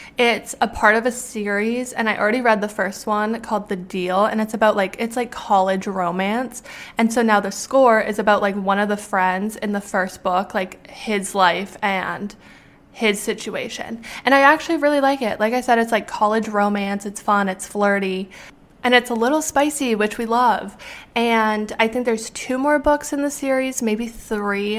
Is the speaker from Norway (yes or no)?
no; Canada; moved away as an adult; now in United States; because I'm Canadian, I obviously have to go through a lot of hoops to be able to be allowed to work in the US